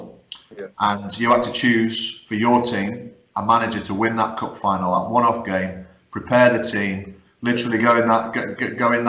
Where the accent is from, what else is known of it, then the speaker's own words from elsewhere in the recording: Guernsey; also born or lived in County Durham; I was born in County Durham, although I grew up in Guernsey